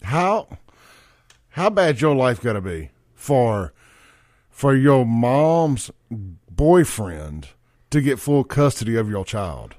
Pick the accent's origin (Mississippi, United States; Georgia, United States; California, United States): Mississippi, United States; Jackson; I grew up on Lynch Street. My dad had that store